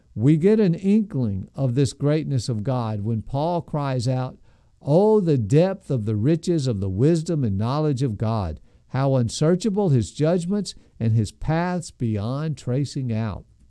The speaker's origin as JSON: {"language": "English", "country": "United States", "said": "as American Christians"}